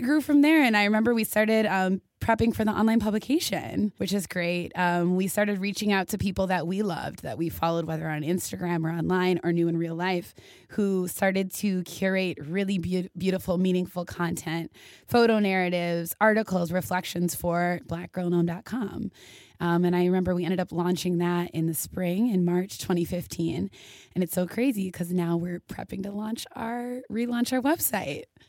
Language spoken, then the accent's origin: English; Minneapolis, Minnesota, United States; moved away as an adult; also born or lived in Indiana; I am originally from Minneapolis, Minnesota.